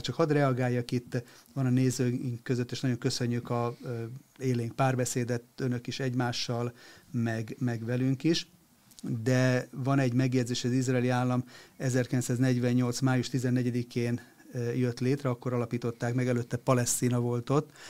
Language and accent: Hungarian; Hungary; nekünk magyaroknak